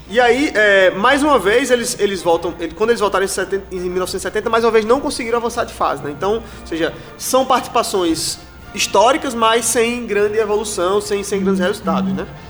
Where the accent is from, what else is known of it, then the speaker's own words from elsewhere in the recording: Brazil; a gente, especialmente como brasileiros